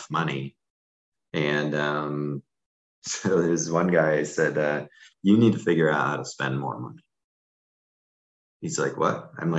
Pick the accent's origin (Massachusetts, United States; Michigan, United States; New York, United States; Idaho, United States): New York, United States; Syracuse; moved away; I grew up in Syracuse, New York, which is known for being one of the cloudiest places on the planet